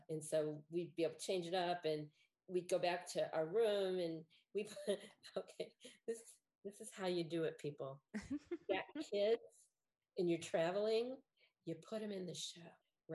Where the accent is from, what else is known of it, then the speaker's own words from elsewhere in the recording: Chicago, Illinois, United States; I'm from Chicago.